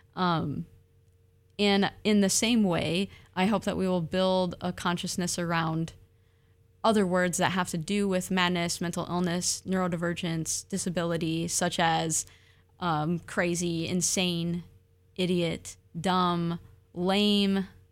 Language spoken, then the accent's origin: English; Michigan, United States; now in Oregon, United States; I'm from Michigan, those are stolen lands.